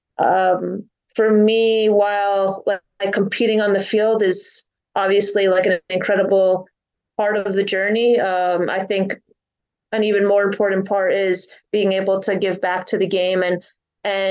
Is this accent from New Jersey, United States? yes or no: yes; New Jersey, United States; born or raised there